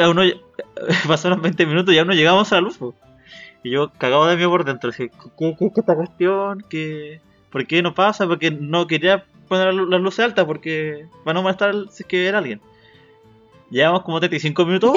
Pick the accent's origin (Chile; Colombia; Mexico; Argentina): Chile; como buen chileno